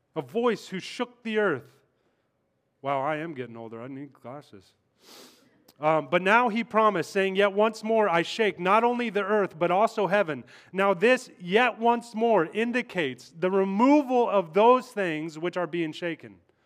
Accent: Kansas, United States; moved away; I'm in New York, that's why. I'm from Kansas

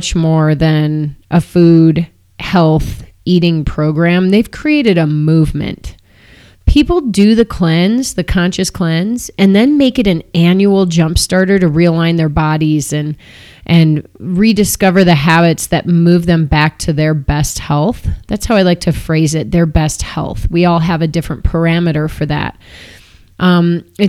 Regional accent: Downers Grove, Illinois, United States; now in Boulder, United States; I'm from Chicago.

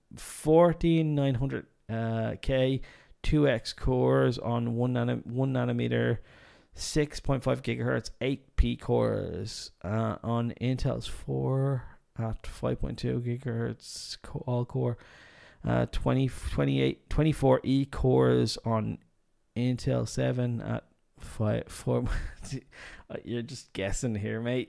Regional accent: Ireland; I'm Irish

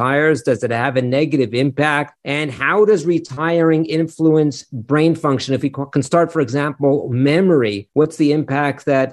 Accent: Los Angeles, California, United States; growing up in Los Angeles

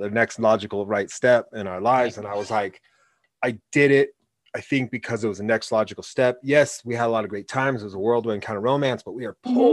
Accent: Oregon, United States; Like you know, growing up in Oregon, you learn from those things

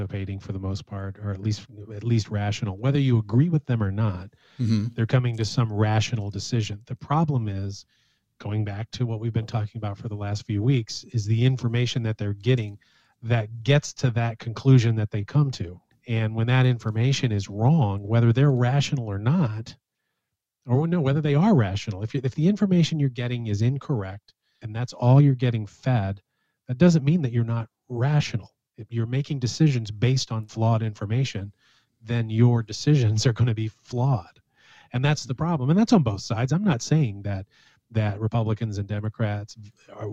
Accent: United States; as American citizens

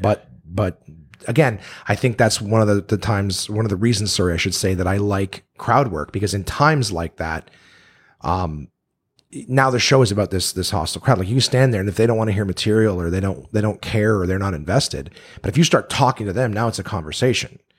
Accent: Canada; I'm Canadian

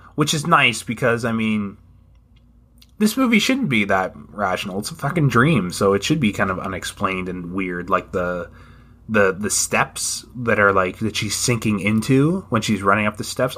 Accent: Canada; I am a Canadian

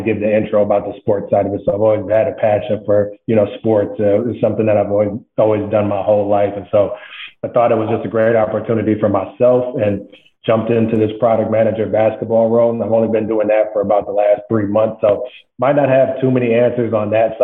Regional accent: Flint, Michigan, United States; moved away as an adult; I was born and raised in Flint, Michigan

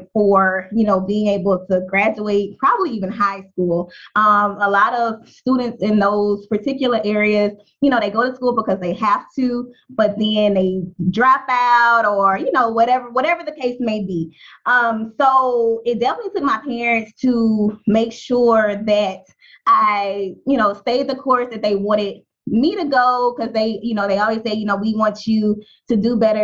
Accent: Baton Rouge, Louisiana, United States; I grew up in North Baton Rouge, Louisiana

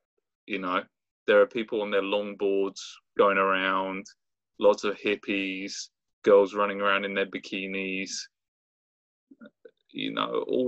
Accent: Brighton, South East England, United Kingdom; moved away as an adult; also born or lived in Santa Barbara, California; now in Richmond, United States

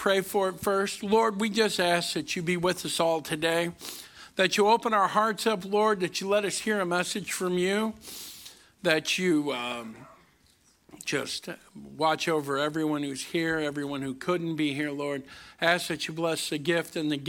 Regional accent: Kinloch, Missouri, United States; also born or lived in Berkeley, Missouri / Overland, Missouri; now in Lincoln County, Missouri, United States; I grew up in Kinloch. I moved to Berkeley. We got uppity. We moved all the way to Overland.

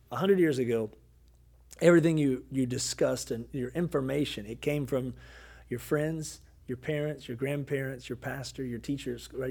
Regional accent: Kentucky, United States; I'm from Kentucky

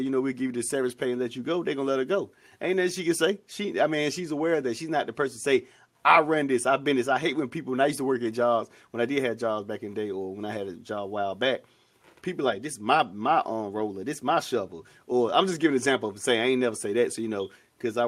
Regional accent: North Carolina, United States; my hometown is Tarver, North Carolina

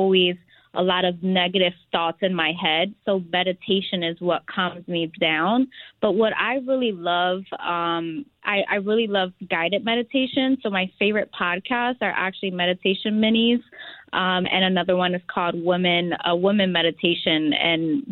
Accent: Philadelphia, Pennsylvania, United States; I am from Philadelphia, which we say Philly, where the cheesesteaks are created.

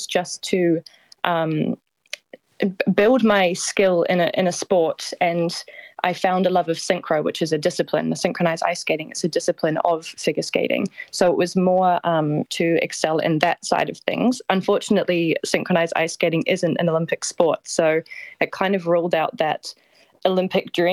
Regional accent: Christchurch, Canterbury, New Zealand; now in 's-Hertogenbosch, Netherlands; I was born in Christchurch.

